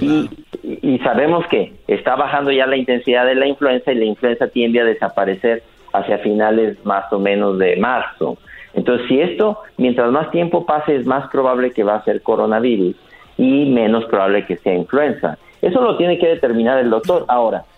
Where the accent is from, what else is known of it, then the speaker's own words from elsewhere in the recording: León, Guanajuato, Mexico; Yo soy del mero León, Guanajuato, donde la vida no vale nada